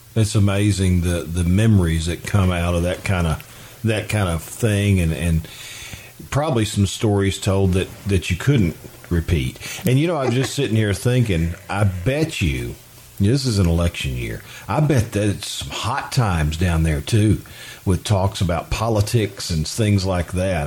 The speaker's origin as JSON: {"language": "English", "area": "Union Mill, Jessamine County", "region": "Kentucky", "country": "United States", "tie": "born or raised there", "said": "I grew up in the Union Mill area, and it was Stenett's Grocery."}